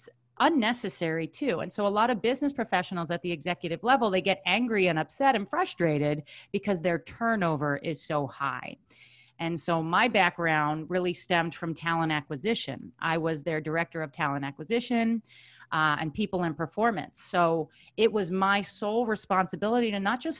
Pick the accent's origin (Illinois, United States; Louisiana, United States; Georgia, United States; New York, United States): New York, United States; Long Island; born and raised on Long Island